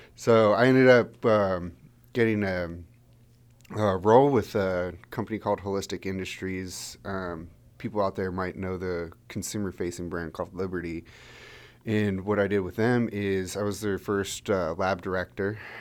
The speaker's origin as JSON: {"language": "English", "town": "Frederick", "region": "Maryland", "country": "United States", "tie": "born or raised there", "also_born_or_lived": "Santa Barbara, California", "moved": "as an adult", "said": "I grew up in Frederick, Maryland, which is one of the reasons why Wanderer's based here"}